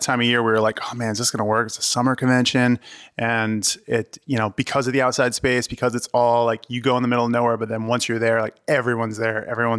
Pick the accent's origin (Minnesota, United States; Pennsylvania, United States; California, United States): Pennsylvania, United States; Reading; I'll just say Reading, Pennsylvania is the easiest. Is where essentially where I grew up.